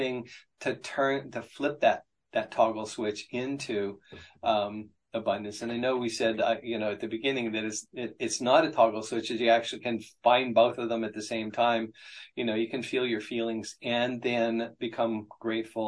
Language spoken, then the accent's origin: English; Appalachia, United States; I grew up in Appalachia